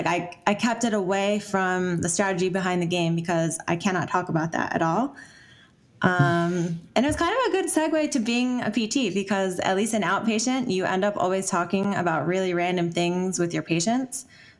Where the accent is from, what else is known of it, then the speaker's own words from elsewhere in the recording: New Jersey, United States; moved away as an adult; also born or lived in New York City; now in Ithaca, United States; So I'm from New Jersey.